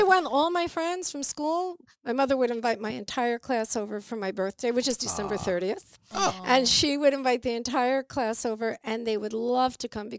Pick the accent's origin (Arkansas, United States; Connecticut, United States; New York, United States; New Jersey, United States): New York, United States; Pelham; I grew up in Pelham, New York. And we had a music closet in my house. My house, I grew up in a house with 16 people.